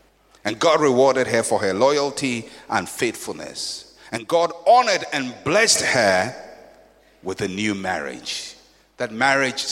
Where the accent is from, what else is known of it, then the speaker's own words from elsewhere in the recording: Ghana; I'm a Fanti. I grew up in Ghana community